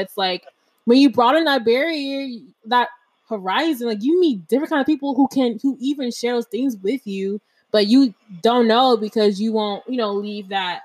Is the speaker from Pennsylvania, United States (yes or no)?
yes; Harrisburg, Pennsylvania, United States; now in Florida, United States; Growing up in Pennsylvania, I grew up in a small town, Harrisburg